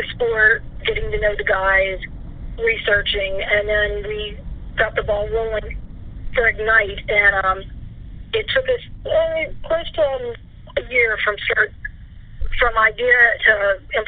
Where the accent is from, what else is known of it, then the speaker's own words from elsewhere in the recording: West Virginia, United States; moved away; where I grew up in West Virginia